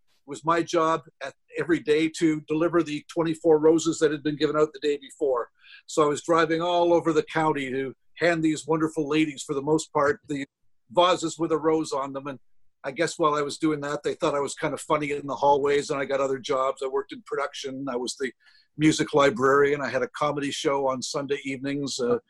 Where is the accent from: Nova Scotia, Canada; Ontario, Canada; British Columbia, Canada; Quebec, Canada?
Ontario, Canada; Windsor; moved away as an adult; now in Toronto, Canada; Windsor's very, very special to me. I grew up in the Riverside area of Windsor, and that's an area where mom and dad were. We lived there through our entire lives, and then, you know, I moved away